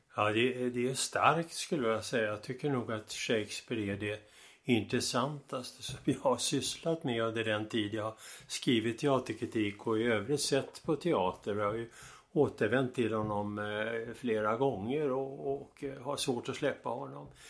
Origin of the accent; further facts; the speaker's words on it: Stockholm, Stockholm County, Sweden; Jag växte upp i Stockholm